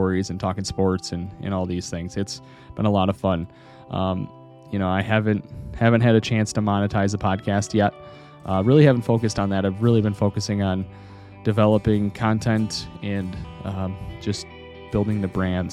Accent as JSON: {"language": "English", "town": "Monroe", "region": "Wisconsin", "country": "United States", "tie": "born or raised there", "said": "the city of Monroe, the place that I grew up"}